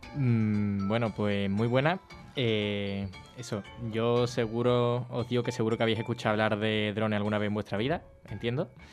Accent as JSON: {"language": "Spanish", "town": "Rota", "region": "Andalusia", "country": "Spain", "tie": "born or raised there", "also_born_or_lived": "Seville", "said": "mi pueblo"}